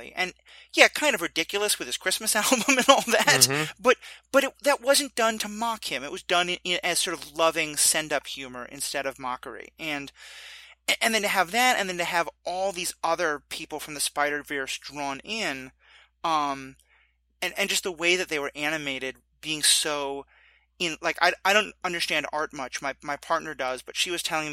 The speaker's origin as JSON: {"language": "English", "town": "New York City", "region": "New York", "country": "United States", "tie": "born or raised there", "said": "growing up in New York"}